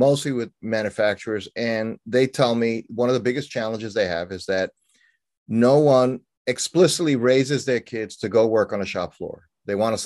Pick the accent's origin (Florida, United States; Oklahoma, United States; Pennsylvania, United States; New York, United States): New York, United States; New York City; moved away; I grew up in New York City, you know, born and raised, lived there over the first half of my life